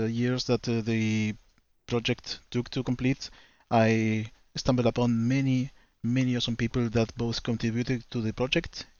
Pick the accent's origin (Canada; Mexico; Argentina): Argentina; I'm from Argentina